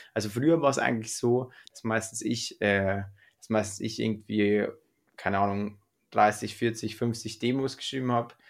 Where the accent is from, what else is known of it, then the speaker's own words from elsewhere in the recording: Freyung, Bavaria, Germany; bei uns in Freiung, in dem Ort, wo wir aufgewachsen sind